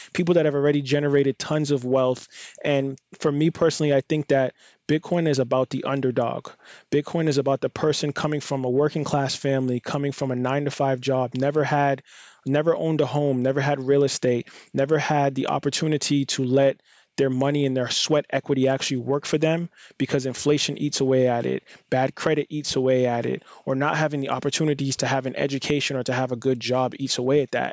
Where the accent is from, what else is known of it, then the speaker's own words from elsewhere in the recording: United States; being an American or being in, like, a more privileged position in most of the population on the planet just from where I'm born and located